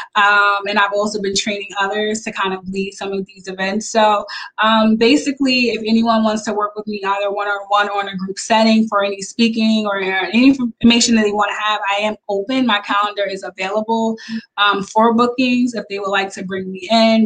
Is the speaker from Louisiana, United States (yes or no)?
no; Long Island, New York, United States; I am from Long Island, New York